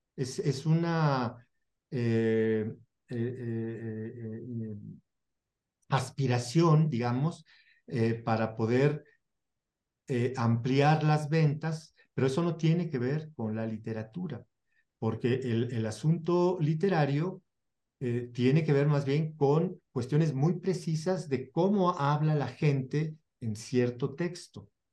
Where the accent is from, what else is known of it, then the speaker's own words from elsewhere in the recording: Mexico; Yo traduzco como mexicano